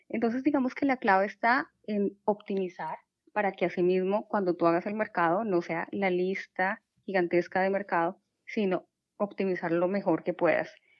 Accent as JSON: {"language": "Spanish", "country": "Colombia", "moved": "as an adult", "lives_now": "Houston, United States", "said": "soy de Colombia"}